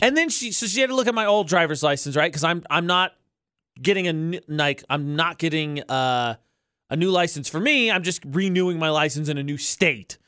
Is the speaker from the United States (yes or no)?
yes; Indiana, United States; moved away as an adult; now in Utah, United States; I'm from Indiana